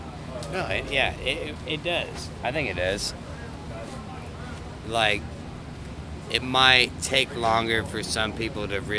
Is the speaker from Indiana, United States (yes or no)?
yes; Anderson, Indiana, United States; But no, I'm from Anderson. It's Church of God, capital of the world.